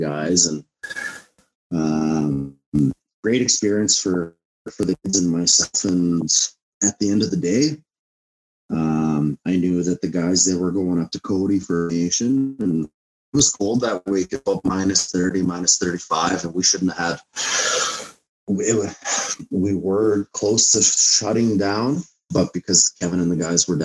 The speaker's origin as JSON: {"language": "English", "town": "Indian Head", "region": "Saskatchewan", "country": "Canada", "tie": "born or raised there", "said": "I grew up in Indian Head, and that's where I come from."}